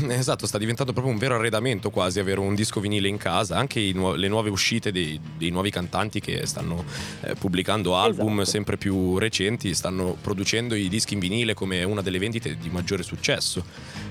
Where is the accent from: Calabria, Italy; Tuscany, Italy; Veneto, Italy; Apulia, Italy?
Calabria, Italy; same land as Rino Gaetano; stessa terra da dove vengo io